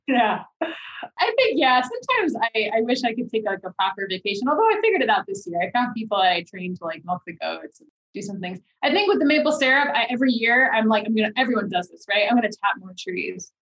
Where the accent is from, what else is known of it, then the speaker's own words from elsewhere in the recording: New York City, New York, United States; moved away; I grew up in the Bronx in New York City